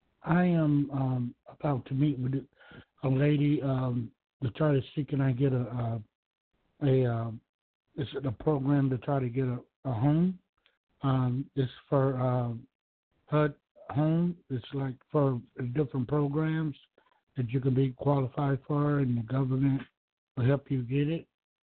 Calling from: Georgia, United States; I'm calling from Georgia.

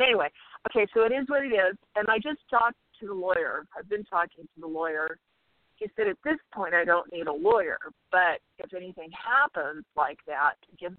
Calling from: Arizona, United States; I'm calling from Arizona.

